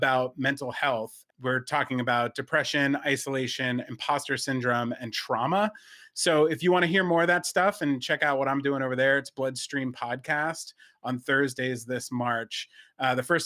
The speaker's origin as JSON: {"language": "English", "region": "New Jersey", "country": "United States", "tie": "born or raised there", "said": "where I grew up in New Jersey"}